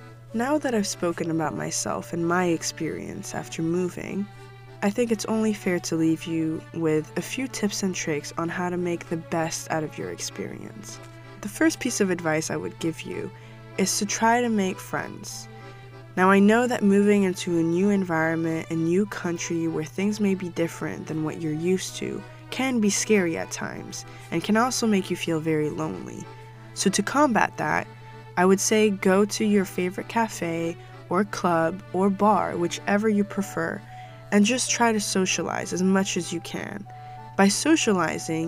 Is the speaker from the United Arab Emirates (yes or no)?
yes; Dubai, United Arab Emirates; moved away as an adult; also born or lived in Morocco; I'm Moroccan, and I was raised in Dubai and lived there my entire life, up until 3 years ago.